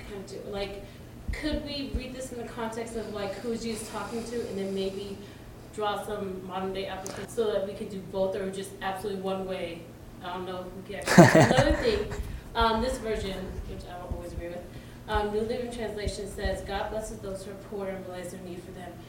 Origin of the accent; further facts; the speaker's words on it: Nigeria; like I am missionary kid from Nigeria and I'm half Nigerian.